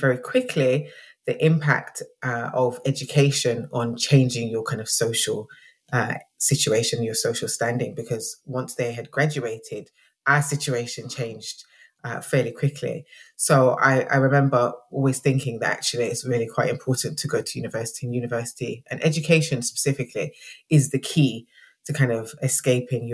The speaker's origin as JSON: {"language": "English", "town": "Nottingham", "region": "East Midlands", "country": "United Kingdom", "tie": "born or raised there", "moved": "as an adult", "lives_now": "Birmingham, United Kingdom", "said": "So I'm originally from Nottingham in the East Midlands. I grew up in an inner city area called Basford."}